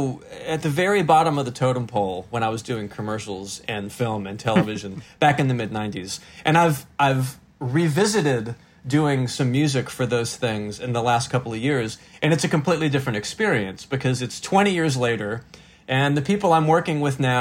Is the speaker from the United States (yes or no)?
yes; North Carolina, United States; also born or lived in Los Angeles, California; I'm from North Carolina